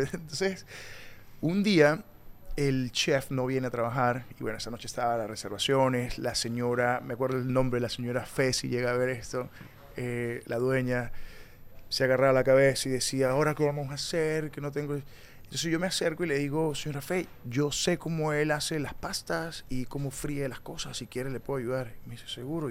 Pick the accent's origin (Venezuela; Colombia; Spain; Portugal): Venezuela; Tovar, Mérida; moved away as an adult; also born or lived in Peru; now in New York, United States; Yo crecí en Tobar, Estado Mérida